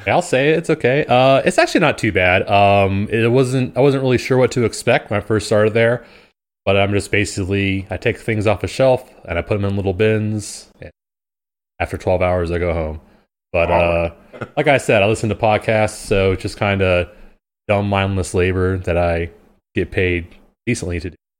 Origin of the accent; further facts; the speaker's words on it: Camden, New Jersey, United States; now in Charlotte, United States; I'm originally from Camden, New Jersey. I've lived in Charlotte for about 15 years now